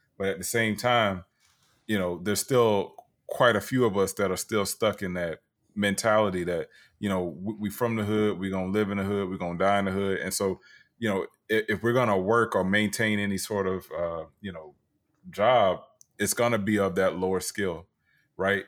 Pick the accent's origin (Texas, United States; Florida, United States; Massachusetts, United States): Florida, United States; Tampa; my hometown, Tampa Bay